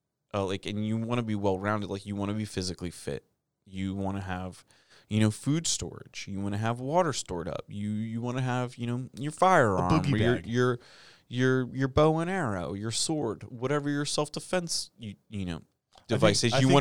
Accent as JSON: {"language": "English", "country": "United States", "said": "We're Americans."}